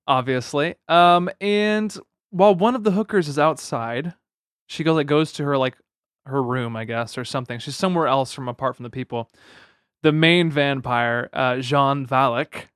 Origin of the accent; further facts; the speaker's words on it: United States; that's being American